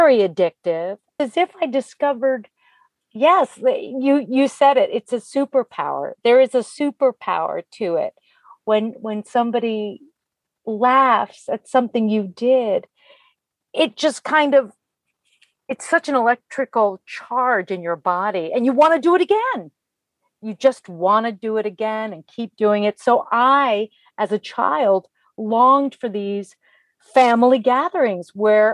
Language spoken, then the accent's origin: English; Italy; moved away; I was born in Italy